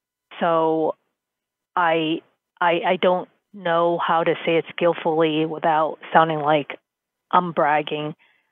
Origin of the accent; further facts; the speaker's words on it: New York City, New York, United States; first language English; So I'm born in New York City and I'm Asian.